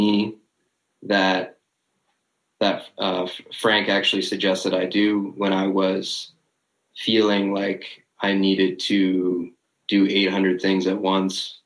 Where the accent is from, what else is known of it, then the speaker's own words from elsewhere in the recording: Canada; People know me as the Canadian celebrity